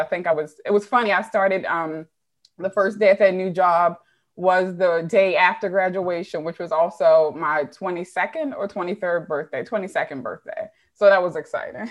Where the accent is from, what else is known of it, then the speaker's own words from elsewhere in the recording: Baltimore, Maryland, United States; moved away as an adult; also born or lived in Woodlawn, Maryland / New Jersey; I am originally from Baltimore. Um, I was born in Mercy